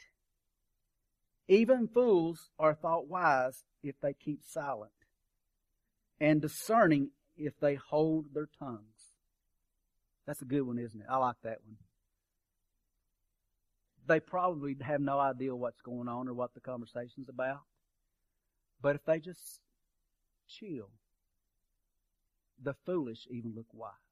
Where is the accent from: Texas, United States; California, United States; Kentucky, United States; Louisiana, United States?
Kentucky, United States; I'm from Kentucky. We burned coal at our campfire.